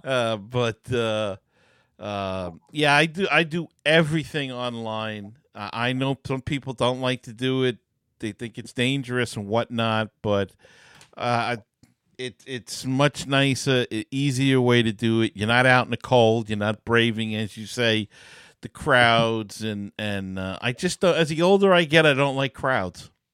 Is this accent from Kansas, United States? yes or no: no; New York City, New York, United States; when I was a kid, we, uh, growing up in Queens